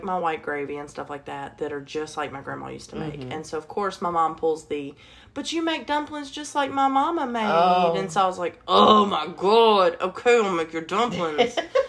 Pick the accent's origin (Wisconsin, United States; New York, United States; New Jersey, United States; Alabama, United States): Alabama, United States; I grew up in Alabama